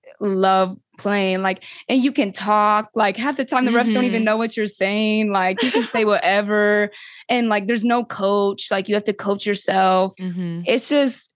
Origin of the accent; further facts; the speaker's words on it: Washington, United States; now in Louisville, United States; I'm from Washington